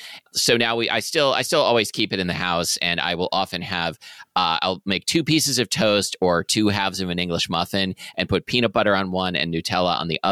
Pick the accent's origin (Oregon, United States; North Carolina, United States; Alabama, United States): Oregon, United States; Portland; I grew up in Portland, Oregon, and we often went to the Mount Angel Oktoberfest